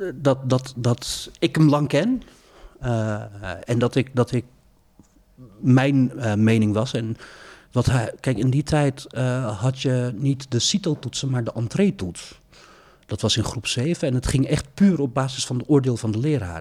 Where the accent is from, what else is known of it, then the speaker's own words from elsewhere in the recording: Maassluis, South Holland, Netherlands; moved away as an adult; also born or lived in Rotterdam; ik ben opgegroeid in Maasluis.